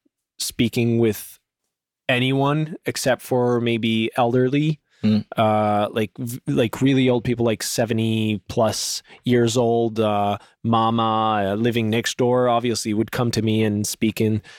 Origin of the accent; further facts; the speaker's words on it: French part of Canada, Quebec, Canada; we speak French, because we come from the French part of Canada